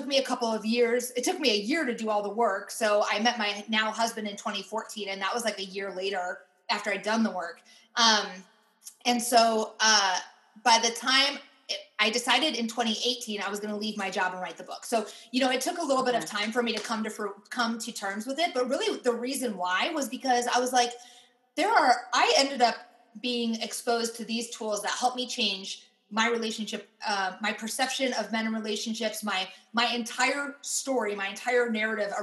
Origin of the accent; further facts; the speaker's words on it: Iowa, United States; moved away; also born or lived in Pittsburgh; I grew up in Iowa